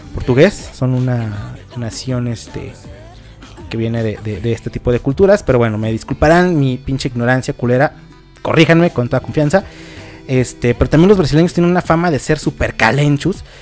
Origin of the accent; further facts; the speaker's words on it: Mexico; todos aquí somos mexicanos